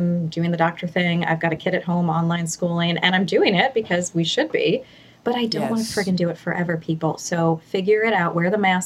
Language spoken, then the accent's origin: English; New York, United States; now in Portland, United States; I grew up in New York with two very typically New York sarcastic parents